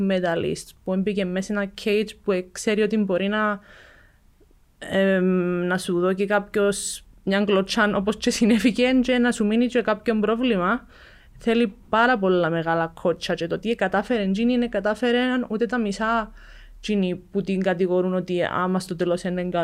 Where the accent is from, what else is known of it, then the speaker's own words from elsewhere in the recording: Cyprus; εγώ έρχομαι από την Κύπρο που το Jiu Jitsu είναι καν γνωστό στον κόσμο.